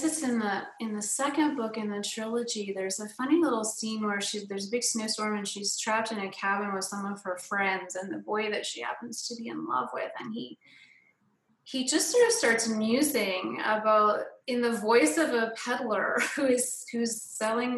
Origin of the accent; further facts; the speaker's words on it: Canada; moved away; I'm from Canada originally